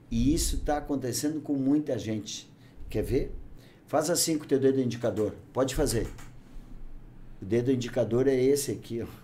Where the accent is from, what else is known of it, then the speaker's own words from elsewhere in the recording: Bagé, Rio Grande do Sul, Brazil; moved away as an adult; now in Novo Hamburgo, Brazil; Eu sou um cara que eu venho do interior, eu sou natural de Bagé, né, cara?